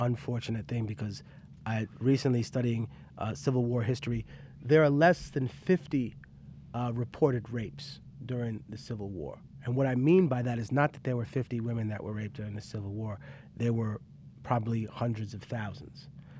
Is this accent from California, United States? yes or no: yes; California, United States; So fuck you, I'm from California.